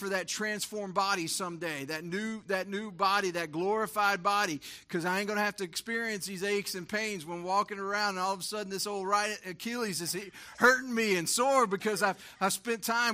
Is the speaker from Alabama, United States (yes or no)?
no; Texas, United States; we grew up in Texas